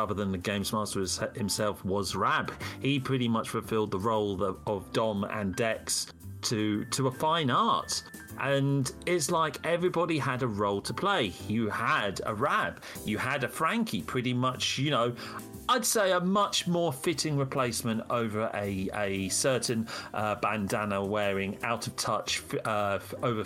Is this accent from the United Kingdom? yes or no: yes; Wales, United Kingdom; moved away; as a Welshman, not many English people will pretty much understand what I'm saying, even though I haven't lived in Wales for nigh on 25 years now